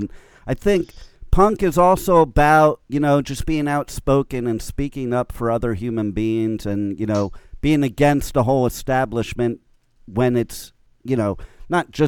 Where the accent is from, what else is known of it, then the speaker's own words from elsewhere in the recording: United States; also born or lived in Los Angeles; as an American and being in L.A. during the whole start of the punk scene